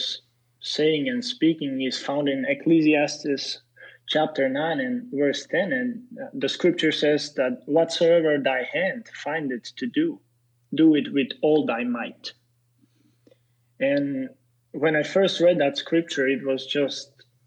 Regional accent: Serbia; English is a second language; moved away as an adult; also born or lived in Slovak ethnicity; now in United States; I come from Serbia

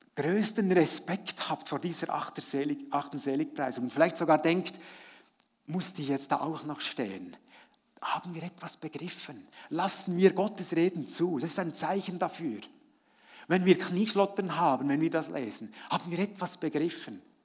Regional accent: Frutigen, Bern, Switzerland; Ich habe ja als Kind in Fruttingen, da war ich eben noch, noch jung

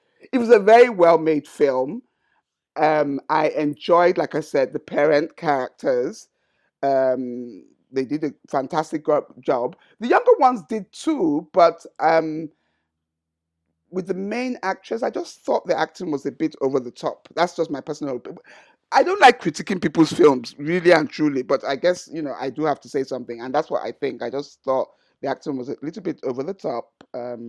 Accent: Sagamu, Ogun State, Nigeria; my hometown, Shagamu

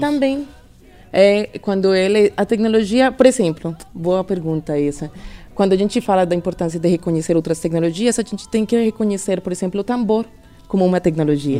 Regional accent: Colombia; Portuguese is a second language; moved away as an adult; now in Brazil; sou colombiana, moro no Brasil desde 2016

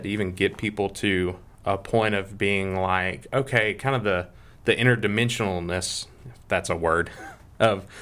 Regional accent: Greenville, Alabama, United States; also born or lived in Montgomery, Alabama; And I was raised in outside of Greenville and lived on a farm from the time I was like, gosh, I don't know, 2 until 15 or 16

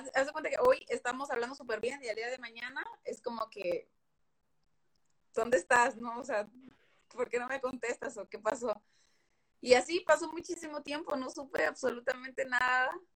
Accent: Veracruz, Mexico; moved away as an adult; now in Monterrey, Mexico; soy Jarocha, soy del puerto de Veracruz, pero estoy viviendo en Regiolandia

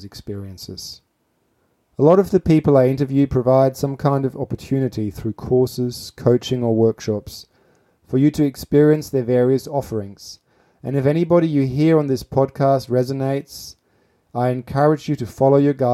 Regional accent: Gütersloh, North Rhine-Westphalia, Germany; now in Adelaide, Australia; I grew up in a town called Gütersloh

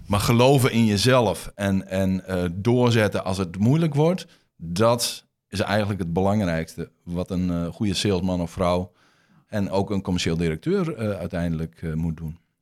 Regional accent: Groningen, Netherlands; accent: Groningen; also born or lived in Rotterdam; je hoort aan mijn accent dat ik uit Groningen kom

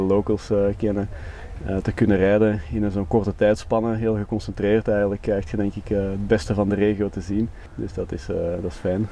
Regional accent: Belgium; wij als Belgen

